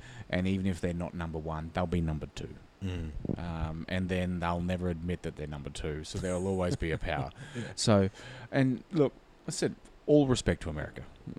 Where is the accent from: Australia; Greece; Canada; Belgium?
Australia